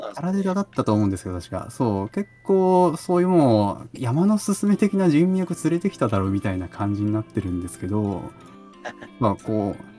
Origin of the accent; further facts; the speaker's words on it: Toyama, Japan; 僕はあの出身がその富山県